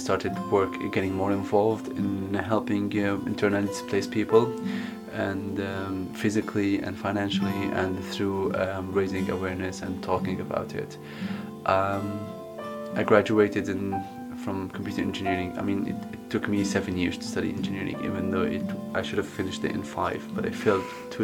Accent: Aleppo, Aleppo Governorate, Syria; English is a second language; moved away as an adult; also born or lived in United Kingdom; I'm from Syria. I was born in 88 in Aleppo, and I lived with my mom and two sisters. I grew up in quite a well-off background.

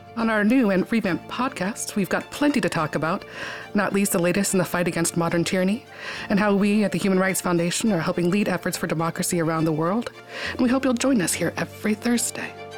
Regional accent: Cheyenne, Wyoming, United States; I grew up in Cheyenne, Wyoming, a place where you can watch your dog run away for days.

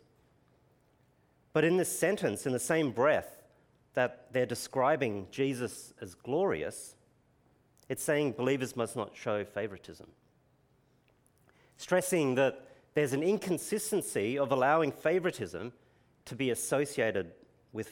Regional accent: Brisbane, Queensland, Australia; accent: Queenslander; now in Adelaide, Australia; having been born in Brisbane, I'm going to use my Queenslander accent

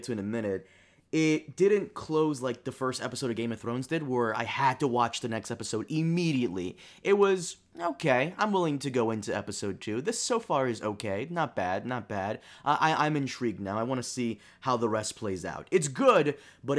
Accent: Brazil; moved away; I'm Brazilian. I was born in Brazil

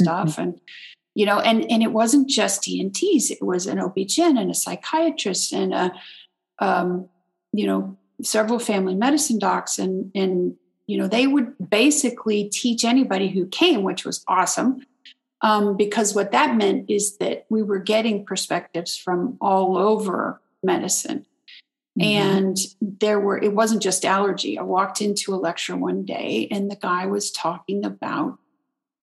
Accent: Texas, United States; I'm in the same hometown. I'm back in my hometown

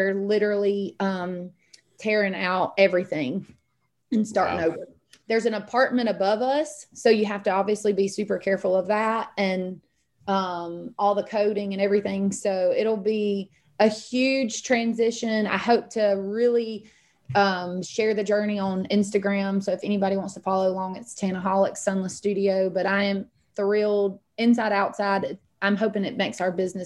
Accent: a small town neighbouring Griffin, Georgia, United States; now in Griffin, United States; the neighboring town is really small. It's actually where I grew up

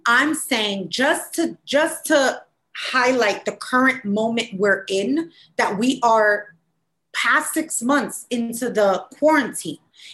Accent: United States

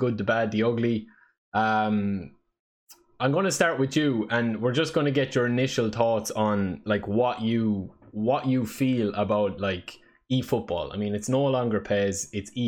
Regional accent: Ireland; I'm the Irish guy

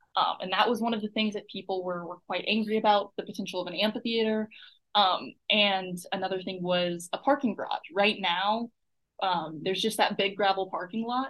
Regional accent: Buda, Texas, United States; now in Austin, United States; I grew up in Buda, which is about 30 minutes away from here.

